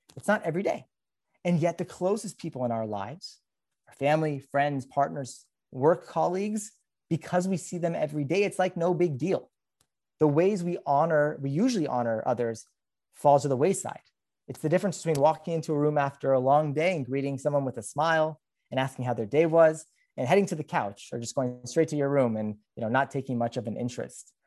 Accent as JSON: {"language": "English", "town": "Los Angeles", "region": "California", "country": "United States", "said": "I'm from Los Angeles"}